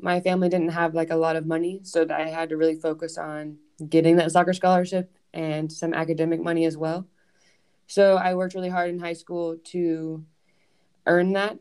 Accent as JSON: {"language": "English", "region": "Georgia", "country": "United States", "also_born_or_lived": "Scotland / Switzerland", "moved": "as an adult", "lives_now": "Louisville, United States", "said": "I'm from Georgia in America, which is the South, which is mm. very warm"}